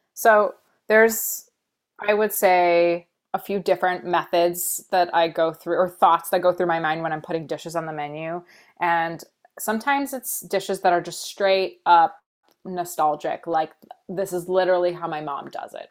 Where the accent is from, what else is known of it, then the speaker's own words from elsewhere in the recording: United States; I was born here in the States.